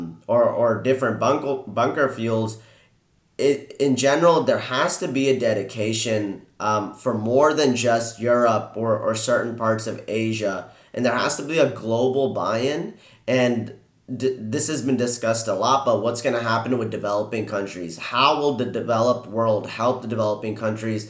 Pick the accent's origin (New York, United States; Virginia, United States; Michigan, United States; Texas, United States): Texas, United States; Houston; I'm born and raised in Houston, and I've lived in Texas much of my life